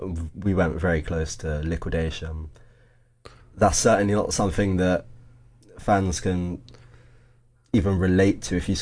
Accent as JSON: {"language": "English", "region": "London", "country": "United Kingdom", "tie": "born or raised there", "said": "I was born in London, but I'm actually the first generation of my family to be born in London."}